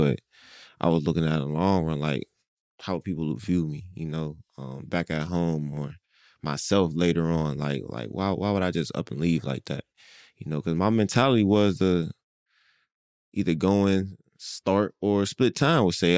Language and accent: English; Pittsburgh, Pennsylvania, United States; now in Philadelphia, United States; growing up in Pittsburgh